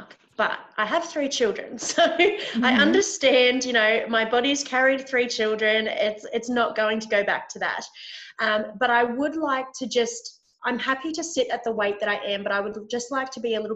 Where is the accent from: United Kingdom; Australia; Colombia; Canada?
Australia; Victoria; I'm from Victoria in Australia.